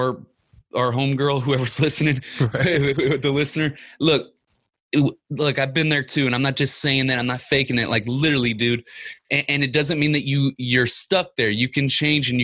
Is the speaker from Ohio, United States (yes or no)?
no; Ferguson, Missouri, United States; I grew up in Ferguson, Missouri